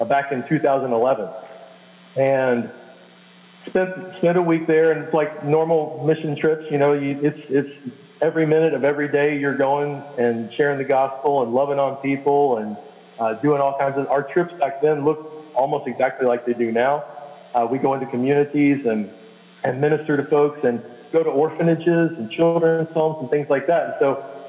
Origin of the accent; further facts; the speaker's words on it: Kentucky, United States; moved away as an adult; now in San Pedro Sula, Honduras; I'm originally from Kentucky, and we currently live in San Pedro Sula, Honduras